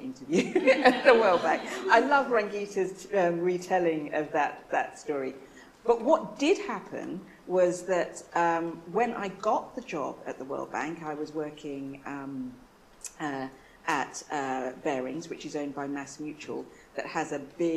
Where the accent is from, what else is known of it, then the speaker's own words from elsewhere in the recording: London, United Kingdom; moved away; my mum was from Trinidad and my dad was from Nigeria, but I was born in London